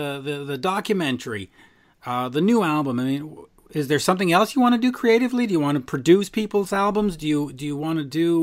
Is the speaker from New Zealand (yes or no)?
no; United States; growing up in the States